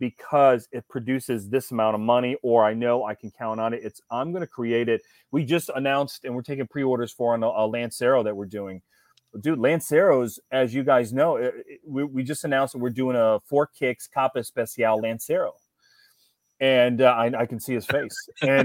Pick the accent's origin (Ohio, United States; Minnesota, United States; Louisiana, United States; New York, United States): Ohio, United States; I grew up in Ohio.